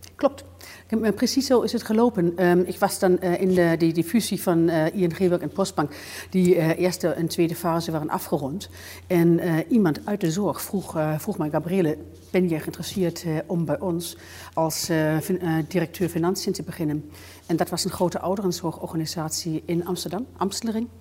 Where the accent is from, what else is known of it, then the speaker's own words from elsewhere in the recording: Bavaria, Germany; accent: German; Dutch is a second language; moved away as an adult; also born or lived in Hamburg; now in Netherlands; ik ben in Duitsland opgegroeid, in Bayern, heuvelig